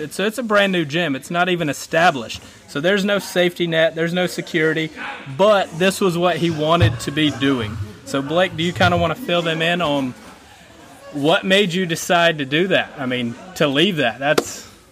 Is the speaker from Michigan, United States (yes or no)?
no; Anderson, South Carolina, United States; my hometown, Anderson, South Carolina